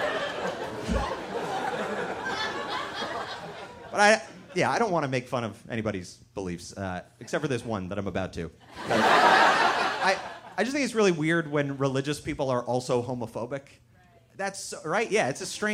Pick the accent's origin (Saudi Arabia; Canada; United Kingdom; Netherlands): Canada; moved away as an adult; now in United States; I am from Canada originally, but I moved down to the States this year